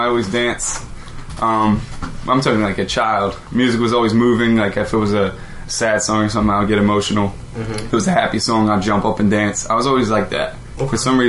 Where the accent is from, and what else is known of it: Royersford, Pennsylvania, United States; born or raised there